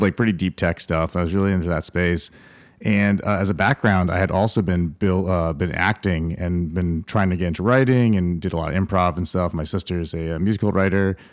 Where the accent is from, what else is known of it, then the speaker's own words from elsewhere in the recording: Schenectady, New York, United States; moved away as an adult; also born or lived in California; now in Austin, United States; I'm from upstate New York